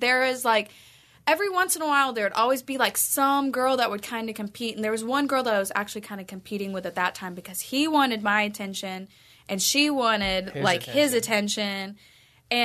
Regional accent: Southern United States, United States; we're both from the South.

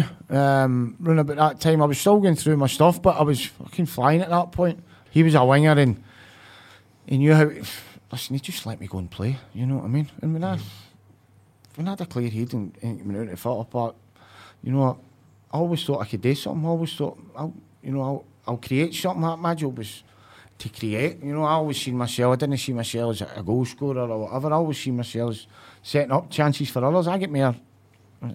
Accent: Glasgow, Scotland, United Kingdom; I grew up in Castlemore, it was me and my two brothers

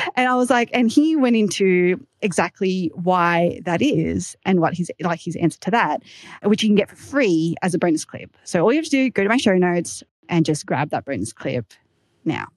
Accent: Australia; accent: Aussie; my Aussie accent

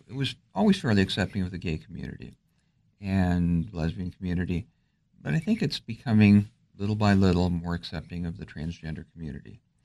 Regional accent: just outside Detroit, Michigan, United States; moved away as an adult; also born or lived in New York; now in Alexandria, United States; I'm from just outside Detroit

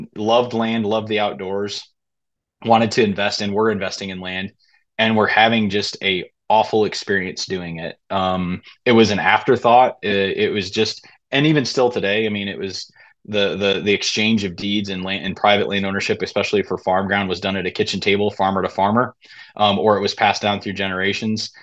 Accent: Southwest Michigan, United States; moved away as an adult; born and raised in Southwest Michigan

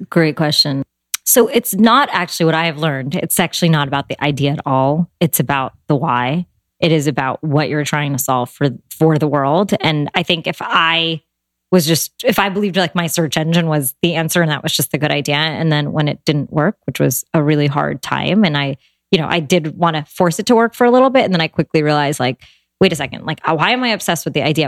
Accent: United States; I was born and raised here in America. My parents, you know, immigrated here in the 70s

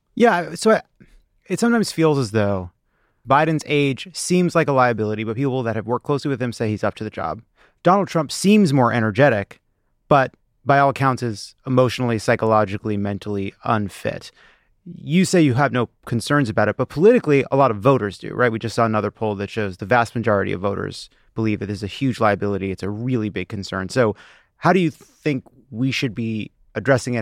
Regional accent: Nassau County, New York, United States; I'm from Nassau County

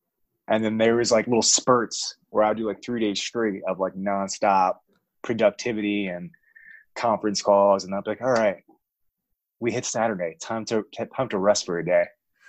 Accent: New York, United States; now in Atlanta, United States; I'm from New York originally.

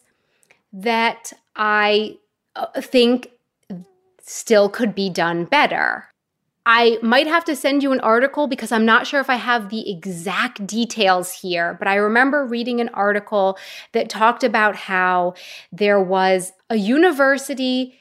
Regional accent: West Palm Beach, Florida, United States; moved away as an adult; also born or lived in Prague; now in Munich, Germany

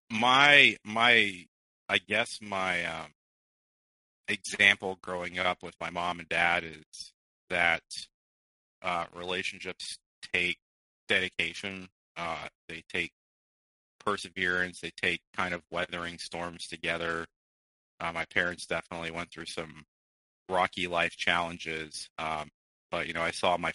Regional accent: Midwest, United States; born there; I was born in the Midwest.

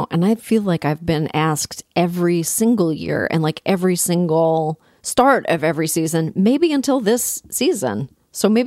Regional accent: Toronto, Ontario, Canada; also born or lived in Ottawa; I'm from Toronto

